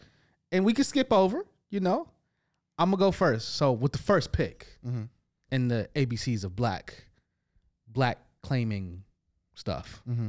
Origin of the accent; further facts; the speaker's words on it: United States; I'm American